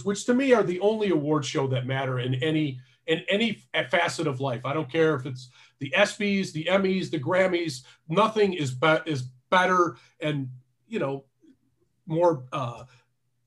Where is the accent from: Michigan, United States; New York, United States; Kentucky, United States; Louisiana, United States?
Michigan, United States; Detroit; when I was a kid growing up in Detroit